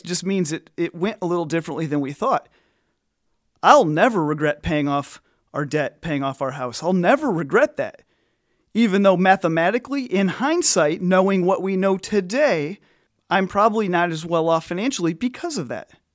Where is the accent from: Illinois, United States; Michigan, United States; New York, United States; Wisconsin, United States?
Illinois, United States; I'm from Illinois